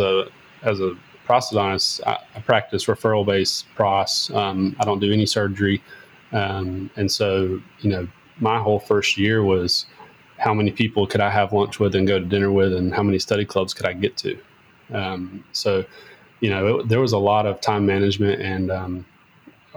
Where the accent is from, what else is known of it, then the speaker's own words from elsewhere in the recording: Whitsett, North Carolina, United States; moved away as an adult; also born or lived in Louisville, Kentucky / Raleigh, North Carolina; now in Winston-Salem, United States; I'm from Whitsitt, North Carolina, which is a small farm town, about 45 minutes west or east of where I'm at now in Winston-Salem